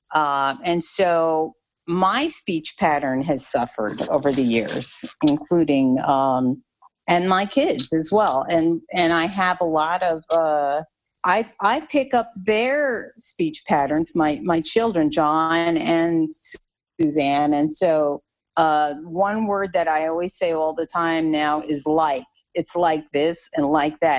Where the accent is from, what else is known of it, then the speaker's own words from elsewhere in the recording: New Jersey, United States; moved away; also born or lived in the South (US); I'm I'm originally from New Jersey